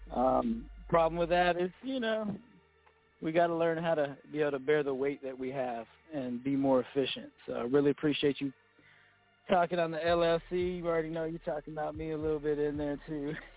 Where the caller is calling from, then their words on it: Phoenix, Arizona, United States; calling from the Phoenix area